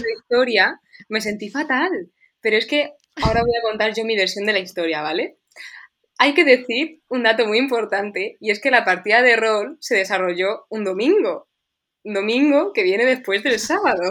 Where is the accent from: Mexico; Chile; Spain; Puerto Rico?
Spain; Toledo, Castilla-La Mancha